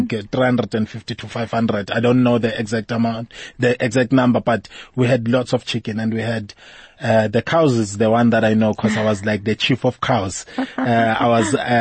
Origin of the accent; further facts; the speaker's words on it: KZN, KwaZulu-Natal, South Africa; also born or lived in Amersfoort, Mpumalanga; I only moved when I was 8 years old to KZN